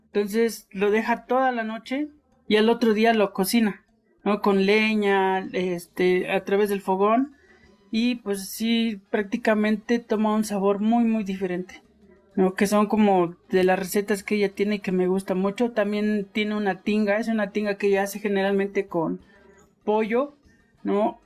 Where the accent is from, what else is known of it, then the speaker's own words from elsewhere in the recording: Ocosingo, Chiapas, Mexico; yo soy originario de Ocosingo, donde se hace el queso bola